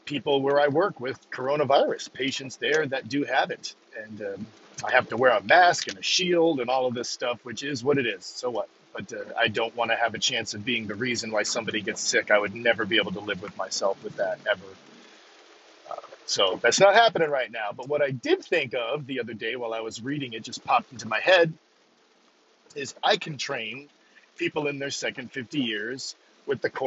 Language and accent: English; Maine, United States; up in Maine here, I'm from Maine